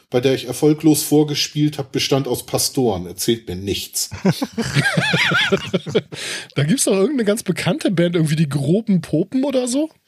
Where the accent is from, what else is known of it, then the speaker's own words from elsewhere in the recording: Zwickau area, Saxony, Germany; ich komm aus der Ecke, also.